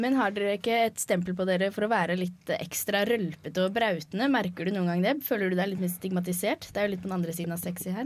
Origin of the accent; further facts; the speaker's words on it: Oslo, Norway; jeg egentlig er fra østkanten i Oslo